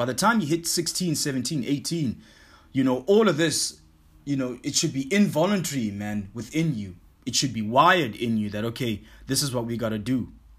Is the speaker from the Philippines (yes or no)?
no; South Africa; also born or lived in Hong Kong; it's not only big in the country that I grew up in South Africa only. Nah, I mean, when I lived in Hong Kong, I met a lot of guys like from New Zealand and Australia, in England.